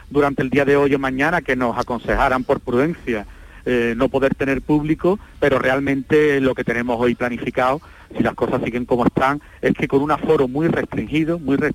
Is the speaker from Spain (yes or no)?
yes; Andalusia, Spain; que eso siempre lo tengo porque es mi tierra y siempre, siempre me acuerdo, ¿no? Muchos años en Sevilla